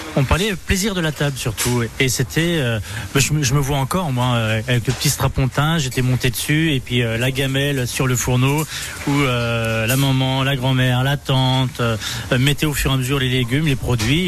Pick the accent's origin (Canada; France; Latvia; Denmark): France; Le Mans, Pays de la Loire; now in Reims, France; je suis de la Sarthe, en effet, du Mans, mais je élevé à la campagne